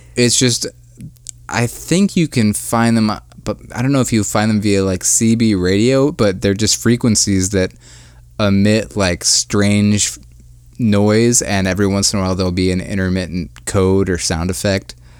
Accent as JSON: {"language": "English", "town": "Akron", "region": "Ohio", "country": "United States", "tie": "born or raised there", "said": "my hometown, Akron, Ohio"}